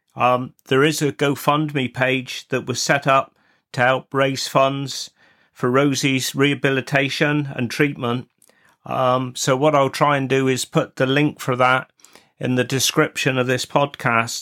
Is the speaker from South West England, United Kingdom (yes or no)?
yes; Wadebridge, South West England, United Kingdom; I was born in Wade Bridge, and I was the first Bray since the seventeen hundreds not to be born in the Witheel Parish